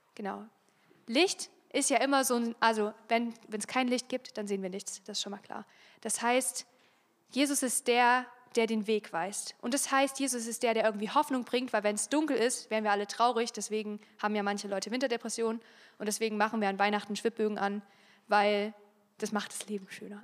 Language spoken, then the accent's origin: German; Freiberg, Saxony, Germany; now in Chemnitz, Germany; Ich bin in Freiberg aufgewachsen, das ist hier ganz in der Nähe, so eine Kleinstadt.